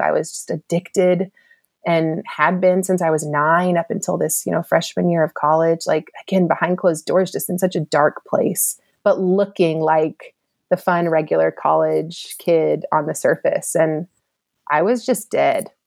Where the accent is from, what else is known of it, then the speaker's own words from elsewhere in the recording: East Cobb, Georgia, United States; also born or lived in Louisiana; I grew up in East Cobb as well at Lassiter